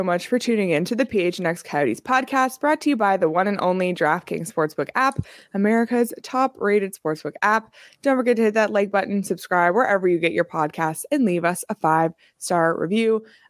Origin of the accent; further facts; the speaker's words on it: Toronto, Ontario, Canada; I'm from Toronto. I've just lived here too long.